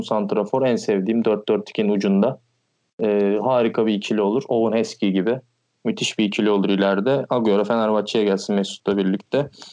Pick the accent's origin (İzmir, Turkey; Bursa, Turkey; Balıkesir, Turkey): Balıkesir, Turkey; moved away as an adult; now in Istanbul, Turkey; ben Balıkesirliyim.